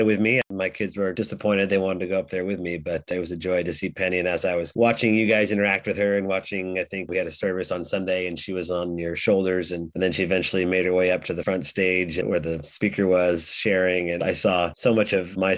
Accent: Oregon, United States; we're from Oregon

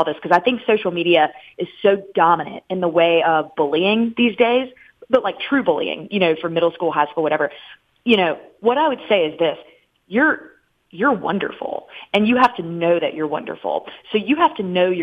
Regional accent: Charlotte, North Carolina, United States; moved away as an adult; also born or lived in New York / Orlando, Florida; now in Jacksonville, United States; I've lived there many periods of my life, and I'm from Charlotte

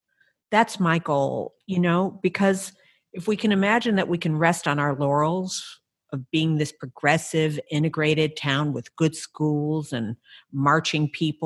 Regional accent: Evanston, Illinois, United States; moved away; We grew up in Evanston. We've all gone away from Evanston. We've all come back.

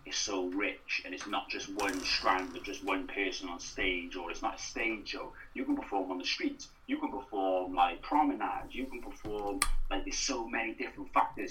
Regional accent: Newport, Wales, United Kingdom; also born or lived in Carmarthen; I want to get as far away from Newport as I can

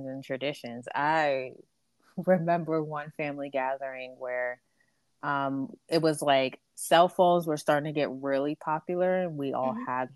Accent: Barbados; now in United States; I'm from Barbados, so we make a lot of like fruitcake, sweet bread

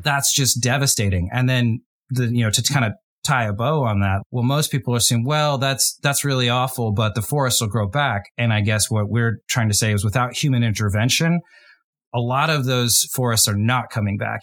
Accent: United States; my home country, the U S

